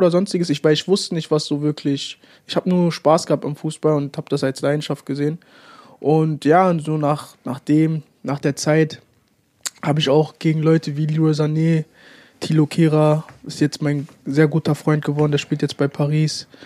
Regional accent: Hanover, Lower Saxony, Germany; nach Hannover 96 wechseln wollte, weil es halt meine Heimat, Heimatstadt ist

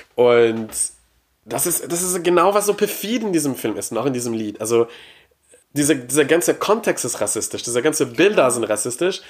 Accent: Quebec, Canada; German is a second language; moved away; ich komme aus Quebec

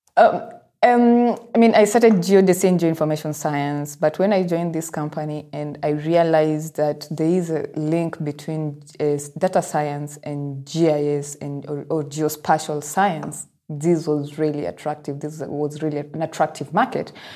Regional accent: Nairobi, Kenya; I am from Nairobi

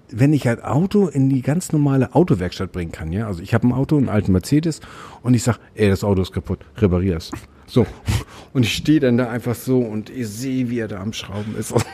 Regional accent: Hamburg, Germany; ich bin am Gefängnis Santa Fu groß geworden.

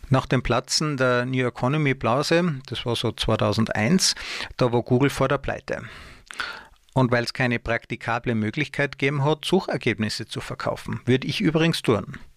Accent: Tyrol, Austria; also born or lived in Munich, Germany; habe ich einige Jahre versucht, mich in meiner Heimat Tirol ähm, als Angestellter zu bewerben.

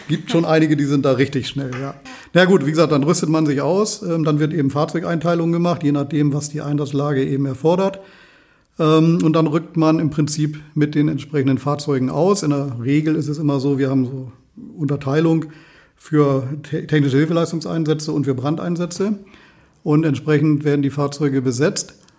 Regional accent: Walsrode, Lower Saxony, Germany; gebürtiger Walsroder

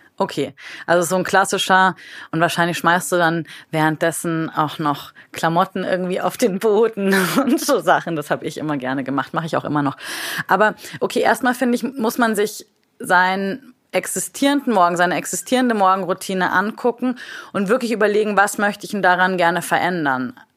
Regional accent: Munich, Bavaria, Germany; Ich sitze heute hier im wunderschönen München, meiner Heimat

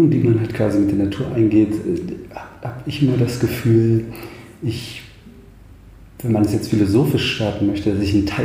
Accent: Thuringia, Germany; ich bin ein Waldkind, vielleicht das zunächst. Ich komme, ich komme aus dem Eichsfeld, aus der Mitte Thürings, ähm, beziehungsweise aus dem Norden Thürings, Mitte Deutschlands

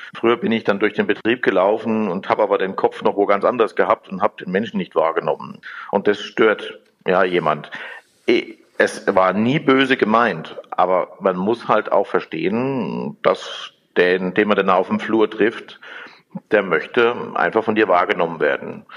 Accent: Germany; habe eher eine Verantwortung als Deutscher

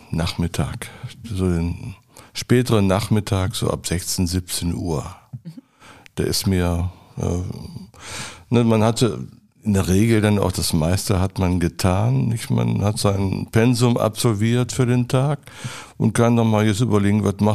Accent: Adelaide, South Australia, Australia; born there; Und dann nach Adelaide nochmal gucken, Queen Elizabeth Hospital, wo ich geboren bin. Steht das noch alles und so?

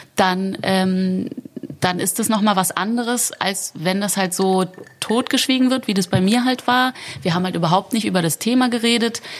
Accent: Berlin, Germany; bin ich sehr wohlbehütet in Berlin-Charlottenburg aufgewachsen

